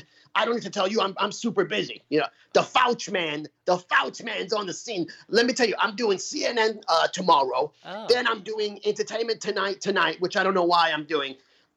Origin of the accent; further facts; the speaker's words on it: New York, United States; I'm from New York, so we're sharp. We're New Yorkers, we're sharp.